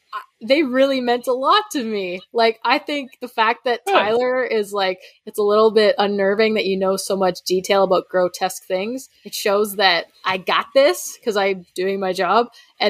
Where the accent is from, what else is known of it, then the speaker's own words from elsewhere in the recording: Canada; I'm Canadian.